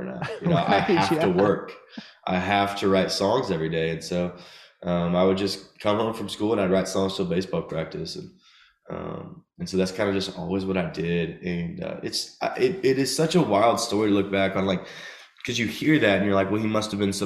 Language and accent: English; Nashville, Tennessee, United States; also born or lived in Chattanooga; growing up in Nashville